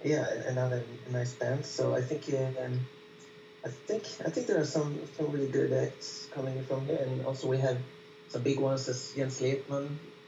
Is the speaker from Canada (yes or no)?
no; Gothenburg, Västra Götaland, Sweden; moved away as an adult; also born or lived in Paris; I've been living in Paris for the last 3 years, and now I'm back here in Gothenburg, so it's my hometown